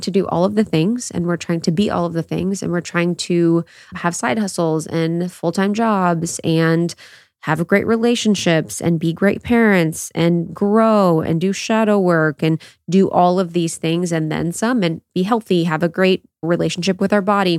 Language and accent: English; Midwest, United States; growing up in the Midwest